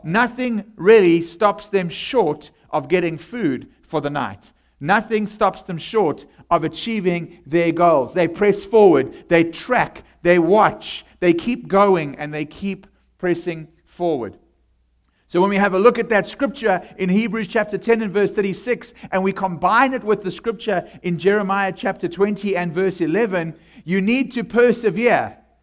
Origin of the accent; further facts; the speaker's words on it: South Africa; accent: South African; moved away; I come from South Africa